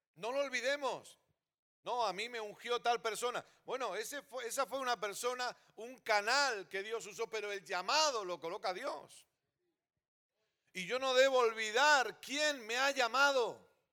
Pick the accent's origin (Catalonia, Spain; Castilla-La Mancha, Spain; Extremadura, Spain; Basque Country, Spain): Catalonia, Spain; also born or lived in Terrassa / Sabadell; Soy catalán